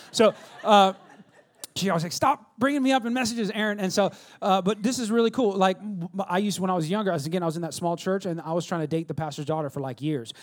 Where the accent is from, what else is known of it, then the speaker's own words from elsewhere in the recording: California, United States; now in Texas, United States; California where I'm from.